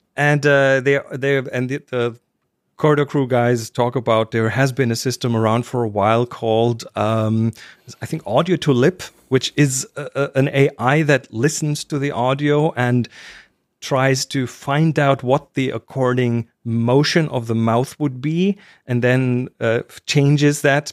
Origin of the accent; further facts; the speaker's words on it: Germany; I'm German